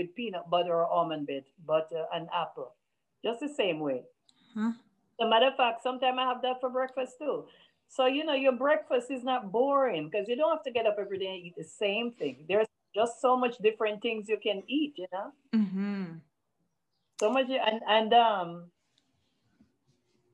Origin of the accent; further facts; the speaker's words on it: Jamaica; as a Jamaican and a West Indian, we also have green boiled banana for breakfast